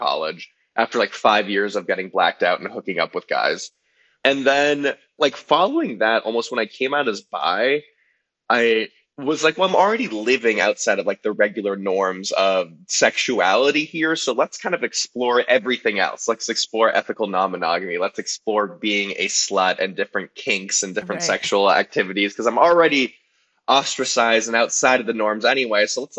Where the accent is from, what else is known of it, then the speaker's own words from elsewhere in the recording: Los Angeles, California, United States; So I grew up in Los Angeles in the Valley. I'm a proud Valley boy. And I grew up in like a reformed Jewish family that was actually pretty sex positive as far as things go.